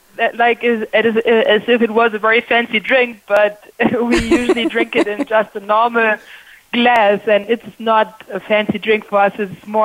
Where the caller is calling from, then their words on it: Germany; also born or lived in Berlin, Germany; I'm calling in from Germany. On the first show, I still lived in Berlin, but now I live close to Munich, which makes me a frequent visitor to the Oktoberfest.